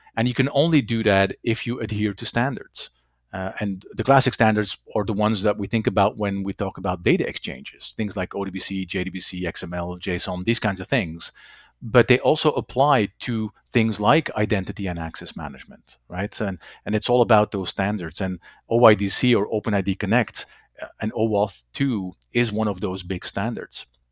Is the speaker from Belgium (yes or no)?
yes; Belgium; first language Dutch; English is a second language; moved away; also born or lived in Germany / Netherlands / United States / Bermuda; Dutch is my, uh, native language, French, English, German. Um, there's a little bit of Latin in there somewhere, um, not enough to, uh, to really call it a language at this point. I have, I am born and raised in Belgium